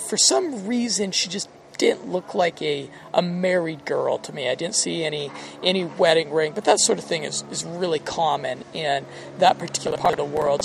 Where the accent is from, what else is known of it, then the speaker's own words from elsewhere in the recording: United States; as an American